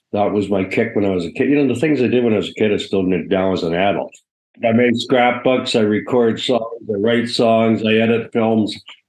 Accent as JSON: {"language": "English", "region": "Ontario", "country": "Canada", "tie": "born or raised there", "said": "I went to a Catholic separate school, and it was in Hessen, Ontario."}